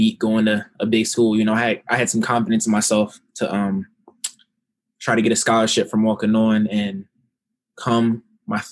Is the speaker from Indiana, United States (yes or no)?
no; Culpeper, Virginia, United States; I'm from Culpeper, Virginia.